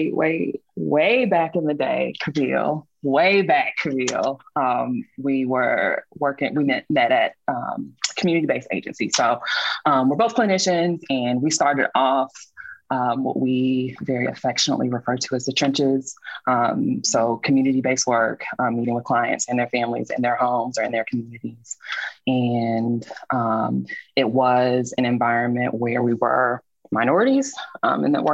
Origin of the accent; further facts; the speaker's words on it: Durham, North Carolina, United States; moved away as an adult; now in Charlotte, United States; So I live in Charlotte, but I grew up in Durham